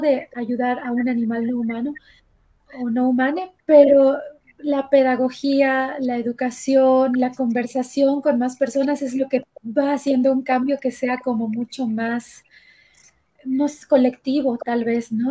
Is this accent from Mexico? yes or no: yes; Mérida, Yucatán, Mexico; now in Mexico City, Mexico; yo soy de Mérida, Yucatán, pero vivo en la Ciudad de México ahorita